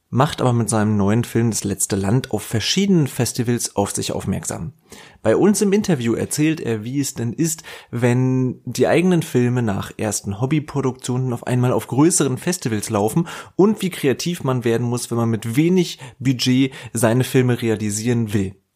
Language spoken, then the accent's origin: German; Rostock, Mecklenburg-Vorpommern, Germany; now in Potsdam, Germany; Ich wohne mittlerweile äh, ja in Potsdam, also bei Berlin. Aber ich, ich komme aus Rostock. Ich bin in Rostock aufgewachsen und geboren und so weiter.